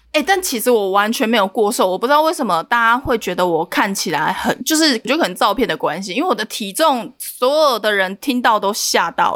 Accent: Changhua County, Taiwan; 我是彰化人

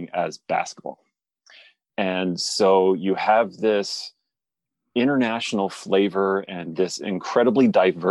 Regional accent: Southern Ontario, Canada; also born or lived in Toronto; I was born in Toronto, grew up in Southern Ontario

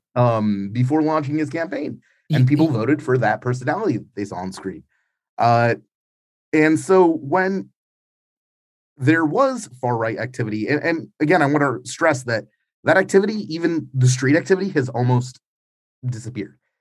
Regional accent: New York, United States; moved away as an adult; now in Ukraine; growing up in New York in the 90s

